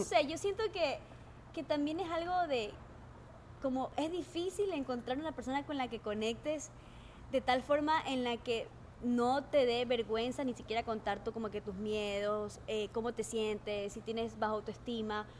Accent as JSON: {"language": "Spanish", "town": "Bahía de Caráquez", "region": "Manabí", "country": "Ecuador", "tie": "born or raised there", "also_born_or_lived": "Calceta, Ecuador", "said": "Yo nací en Calceta, pero yo soy yo viví toda mi vida casi en Bahía de Caracas."}